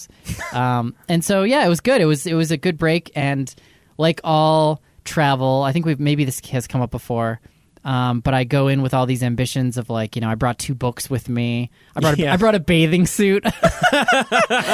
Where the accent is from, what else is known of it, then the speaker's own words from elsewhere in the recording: Boston, Massachusetts, United States; we're from Boston, so this area of the country where it's like people are just colder generally